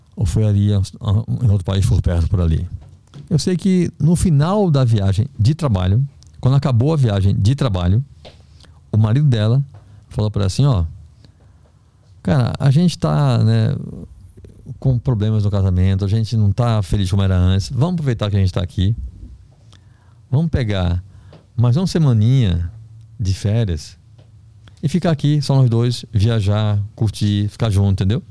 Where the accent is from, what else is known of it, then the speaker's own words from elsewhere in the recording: Recife, Pernambuco, Brazil; moved away as an adult; also born or lived in Belém; eu sou do Recife